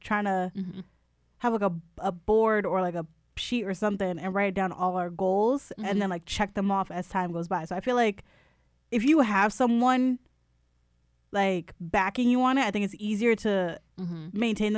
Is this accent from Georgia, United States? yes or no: no; New Haven, Connecticut, United States; Look, I'm from New Haven. That shit ingrained in me.